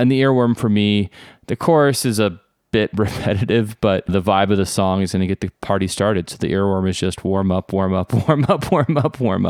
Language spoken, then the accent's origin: English; the South, United States; We grew up in the South, but most of us are like somewhat cosmopolitan suburban kids